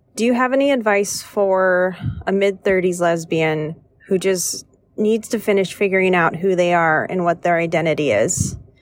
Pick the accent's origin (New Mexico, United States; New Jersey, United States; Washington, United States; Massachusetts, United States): Washington, United States; moved away as an adult; also born or lived in the South; I left, left my home state up in Washington and moved down to the South